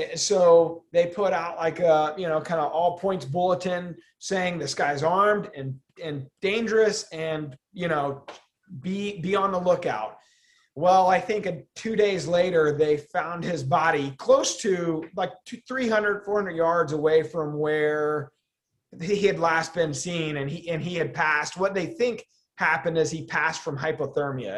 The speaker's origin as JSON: {"language": "English", "region": "Midwest", "country": "United States", "tie": "born or raised there", "said": "we grew up in the Midwest and we're just a Midwestern company"}